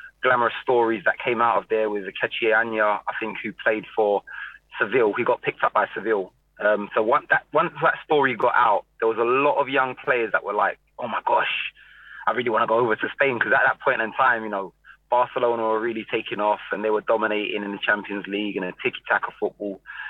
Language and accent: English; London, United Kingdom; I grew up in Walthamstow on the drive